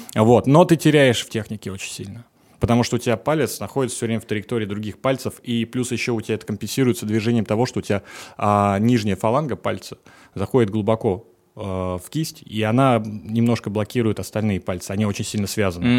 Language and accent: Russian; Moscow Oblast, Russia; я ездил из Подмосковья в Москву, и это занимало час двадцать да. на электричке.